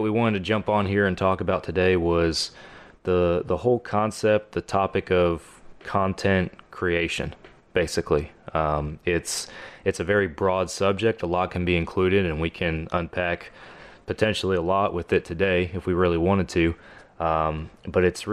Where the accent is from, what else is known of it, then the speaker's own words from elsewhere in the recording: Texas, United States; I am from Texas